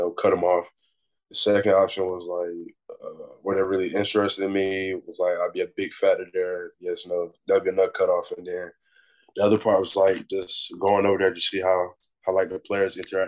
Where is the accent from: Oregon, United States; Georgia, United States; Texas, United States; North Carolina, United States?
North Carolina, United States; Rocky Mount; I'm from Rocky Mount